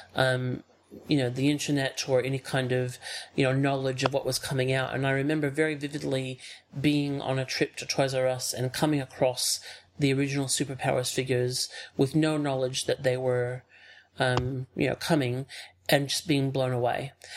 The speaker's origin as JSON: {"language": "English", "area": "outside of Chicago", "region": "Illinois", "country": "United States", "tie": "born or raised there", "also_born_or_lived": "Ohio", "moved": "yes", "said": "my family moved to Illinois um, when I was uh, three, which and grew, I grew up outside of Chicago"}